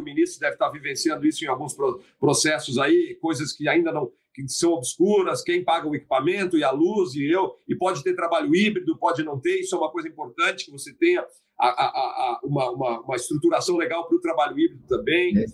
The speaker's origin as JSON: {"language": "Portuguese", "region": "Santa Catarina", "country": "Brazil", "tie": "born or raised there", "said": "minha terra natal, minha do ministro Alexandre Ramos, Santa Catarina"}